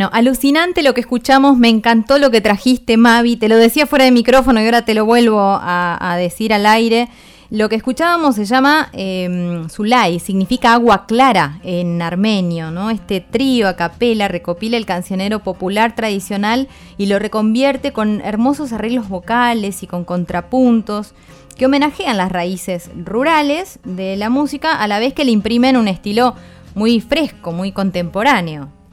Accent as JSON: {"language": "Spanish", "country": "Argentina", "said": "como argentinas"}